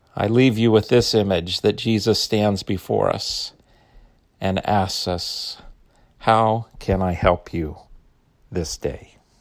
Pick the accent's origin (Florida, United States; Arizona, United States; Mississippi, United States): Arizona, United States; Phoenix; I grew up in Phoenix